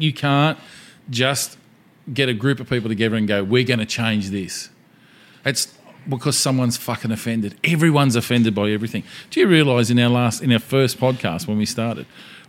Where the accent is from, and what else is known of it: Australia